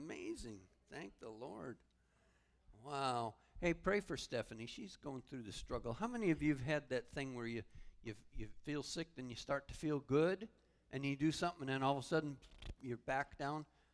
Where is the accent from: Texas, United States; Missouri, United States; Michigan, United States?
Michigan, United States; now in Port Charlotte, United States